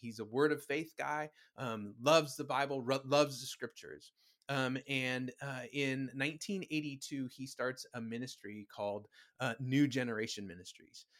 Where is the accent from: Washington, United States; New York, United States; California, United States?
California, United States; Huntington Beach; also born or lived in Virginia; I was born in Virginia, but grew up in, uh, Huntington Beach.